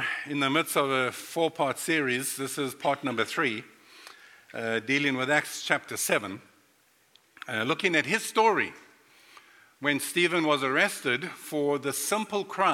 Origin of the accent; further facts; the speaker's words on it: Durban, KwaZulu-Natal, South Africa; moved away as an adult; also born or lived in North Carolina, United States; now in Florida, United States; I was born and raised in South Africa